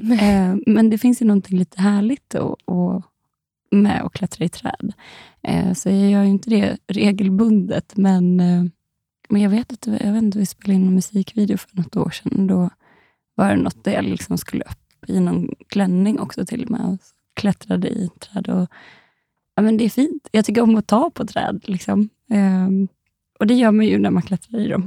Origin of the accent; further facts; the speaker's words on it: Dalarna County, Sweden; moved away; de bor ju hemma i Dalarna